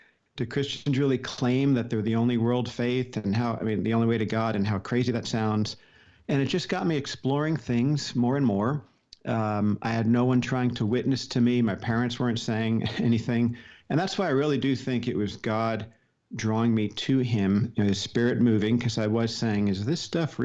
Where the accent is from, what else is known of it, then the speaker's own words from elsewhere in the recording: Paramus, New Jersey, United States; I grew up in Paramus, New Jersey, suburb of New York City, very close